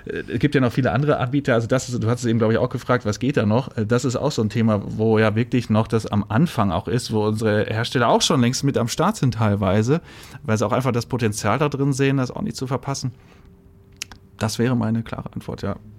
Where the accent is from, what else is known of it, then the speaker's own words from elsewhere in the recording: Sauerland, North Rhine-Westphalia, Germany; moved away as an adult; now in Berlin, Germany; Ich bin gebürtiger Sauerländer.